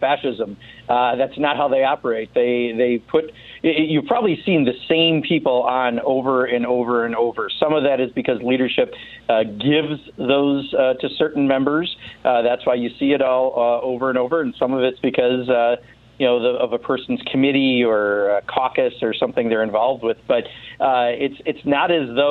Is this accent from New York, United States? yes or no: no; Wisconsin, United States; calling from Wisconsin, thanks so much, my home state